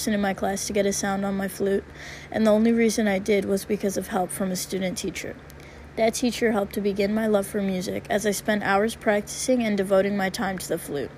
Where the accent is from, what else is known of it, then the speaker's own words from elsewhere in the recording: Central New York State, United States; moved away as an adult; now in Ann Arbor, United States; I'm a freshman at the University of Michigan, and I'm from New York